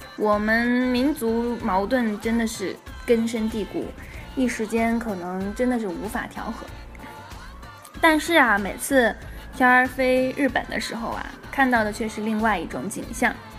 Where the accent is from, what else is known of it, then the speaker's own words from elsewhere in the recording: China; 我们中国人